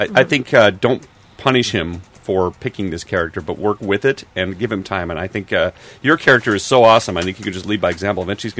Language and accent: English; Minnesota, United States; from Minnesota.